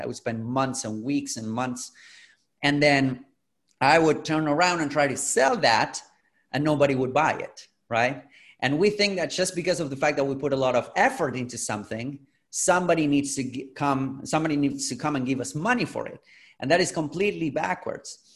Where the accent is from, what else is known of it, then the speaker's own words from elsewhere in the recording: Argentina; I'm originally from Latin America, from Argentina. I'm in Buenos Aires right now.